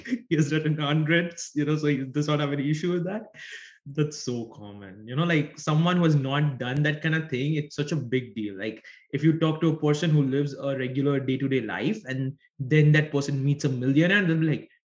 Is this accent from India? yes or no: yes; India; English is a second language; I'm from India. My English isn't perfect.